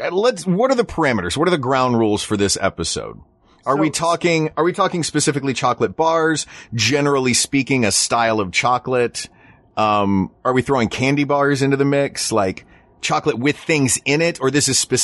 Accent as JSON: {"language": "English", "town": "Knoxville", "region": "Tennessee", "country": "United States", "tie": "born or raised there", "said": "I grew up in Knoxville where we had, down the street from my high school, we had a TCBY, the country's best yogurt."}